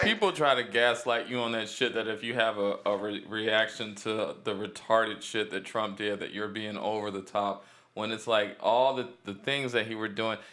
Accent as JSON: {"language": "English", "town": "Cleveland", "region": "Ohio", "country": "United States", "tie": "born or raised there", "said": "Cleveland, east side of Cleveland"}